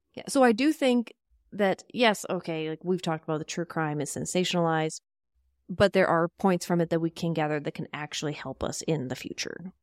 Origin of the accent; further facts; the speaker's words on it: Canada; I'm Canadian. We, we are Canadian